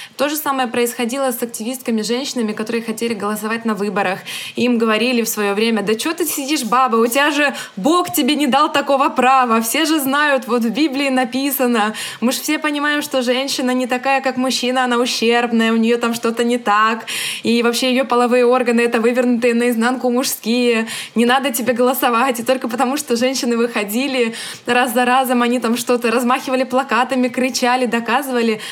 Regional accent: Ukraine; я родилась в Украине, но из-за советской власти у нас в том числе русский язык — это второй родной язык для многих людей, для центральной Украины.

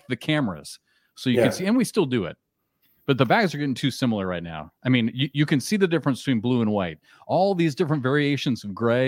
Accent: Iowa, United States; growing up in Iowa

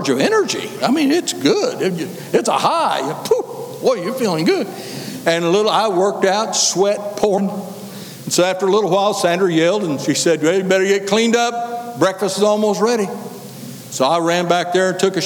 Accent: Kansas, United States; moved away; I was raised up here in Kansas

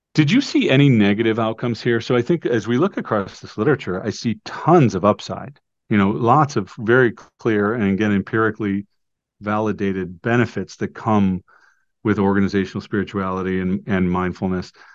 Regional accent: Cleveland, Ohio, United States; moved away as an adult; also born or lived in Rochester, New York; my hometown of Cleveland, Ohio

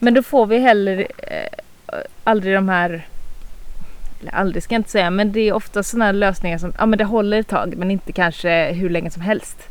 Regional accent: northern Småland, Sweden; jag är ganska inbiten smålänning. Alltså vi, vi går bort till 1600-talet och vi har inte flyttat oss från den här regionen. Norra Småland

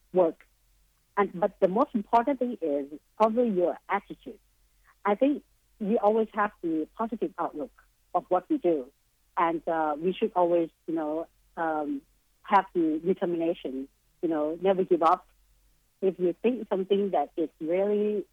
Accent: Bangkok, Thailand; also born or lived in Boston, United States; my home country, which is Bangkok, Thailand

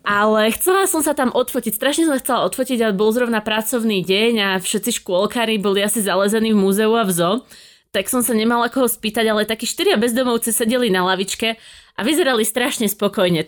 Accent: Slovakia; sme tak Slováci

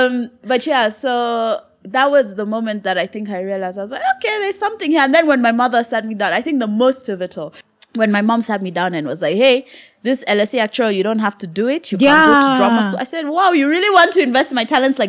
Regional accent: Kenya; also born or lived in United Kingdom; I'm Kenyan.

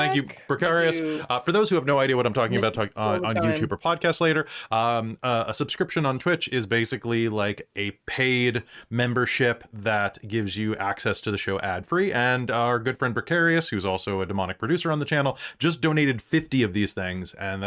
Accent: Midwest, United States; I grew up in the Midwest

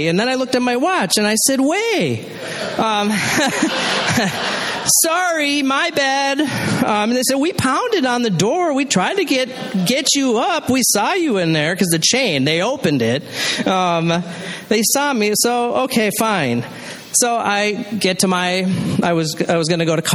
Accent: Duluth, Minnesota, United States; I grew up in Duluth, Minnesota

